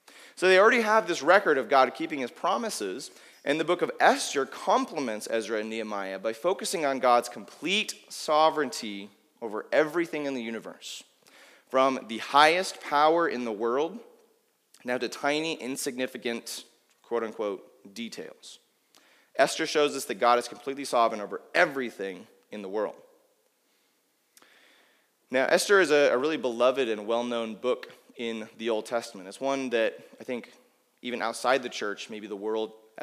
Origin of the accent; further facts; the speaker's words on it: United States; I as an American